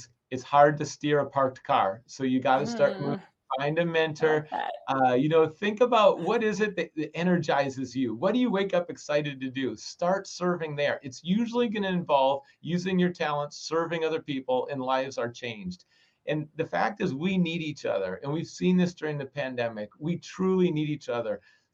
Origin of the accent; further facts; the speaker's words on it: Minnesota, United States; I grew up in Minnesota and it's so cold in the winter